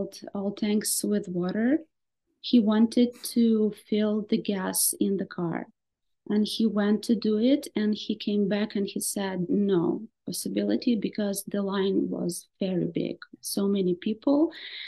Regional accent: Kherson, Kherson Oblast, Ukraine; first language Russian; English is a second language; I was born in Kherson and yes.

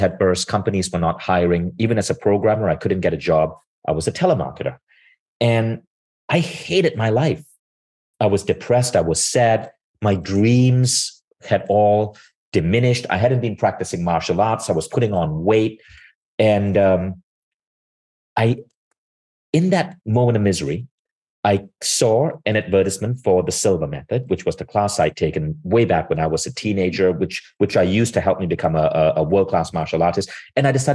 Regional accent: Malaysia; I grew up in Malaysia

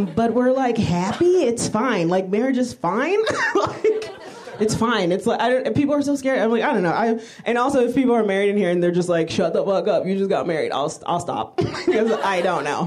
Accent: New York City, New York, United States; I'm from New York

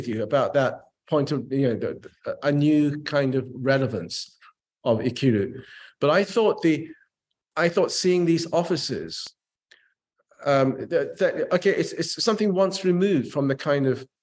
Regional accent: England, United Kingdom; also born or lived in Japan; I was a Japanese kid growing up in England.

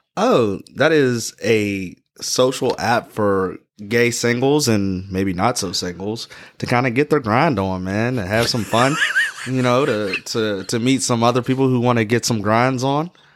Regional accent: Pittsburgh, Pennsylvania, United States; I'm from Pittsburgh

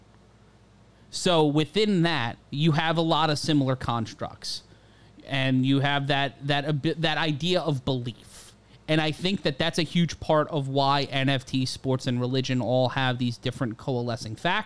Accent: New York, United States; I grew up in New York in the 90s and 2000s

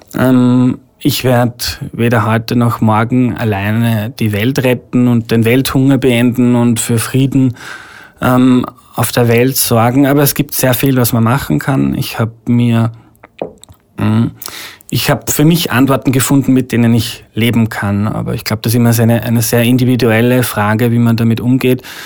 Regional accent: Steyr, Upper Austria, Austria; moved away as an adult; now in Vienna, Austria; BMW in Steyr, wo ich herkomme

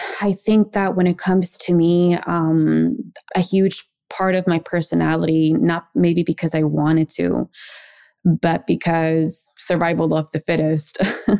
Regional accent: Maryland, United States; also born or lived in Mexico; I was born here in Maryland, and in my household growing up, we called mom and dad mama y papa. We moved to Mexico when I was six, came back to the United States when I was 14.

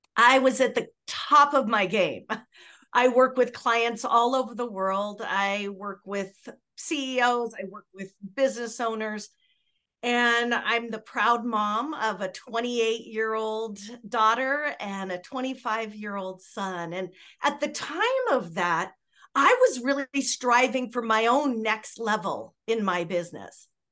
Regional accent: Southern California, United States; I had had a history back when I was a little girl, you know, with growing up in Southern California

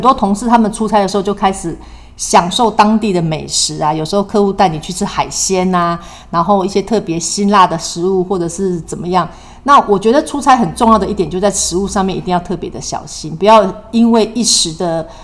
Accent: Taiwan; 我们台湾人也是非常热情，也是非常懂礼貌的人

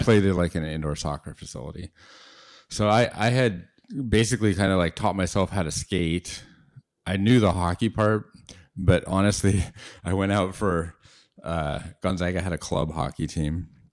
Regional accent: Seattle, Washington, United States; as a kid growing up in Seattle

